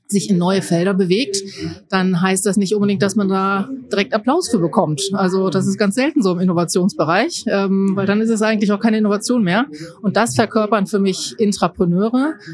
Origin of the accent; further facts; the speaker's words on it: Mönchengladbach, North Rhine-Westphalia, Germany; Ich komme aus Mönchengladbach. Das ist im Rheinland bei Düsseldorf.